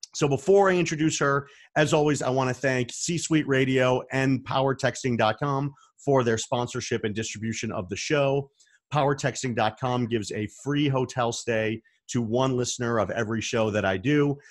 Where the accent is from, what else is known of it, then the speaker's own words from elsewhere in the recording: Arizona, United States; I'm from Arizona.